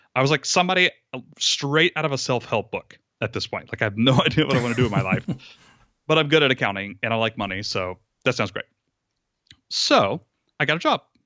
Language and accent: English; Rome, Georgia, United States; also born or lived in Atlanta, Georgia; I moved across the state of Georgia back to my hometown, my the house that I grew up